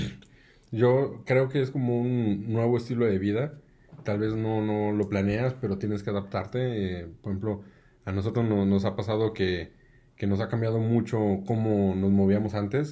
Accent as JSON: {"language": "Spanish", "region": "Aguascalientes", "country": "Mexico", "said": "yo soy eh, de aquí de Aguascalientes"}